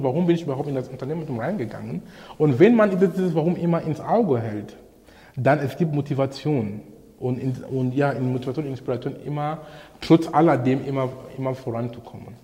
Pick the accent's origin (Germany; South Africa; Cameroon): Cameroon; moved away; in Kamerun, wo ich herkomme